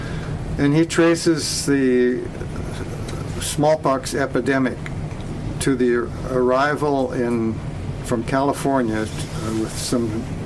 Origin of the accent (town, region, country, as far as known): Canada